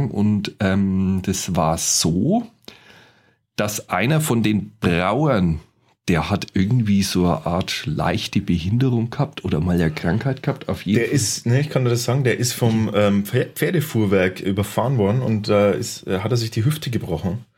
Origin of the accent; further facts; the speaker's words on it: Bavaria, Germany; accent: Franconian; Ja, wir Franken sind ja eh recht sexy, habe ich gehört.